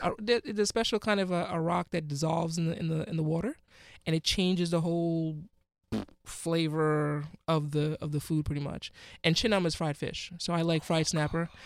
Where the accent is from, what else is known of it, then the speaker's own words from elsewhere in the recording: Ghana; now in United States; I'm from Ghana